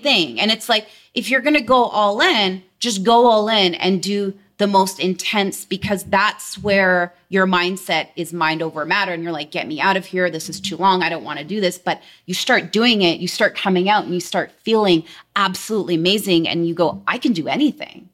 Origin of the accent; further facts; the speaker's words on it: Delta, British Columbia, Canada; actually born and raised in Delta, which is a very small place close to Vancouver, British Columbia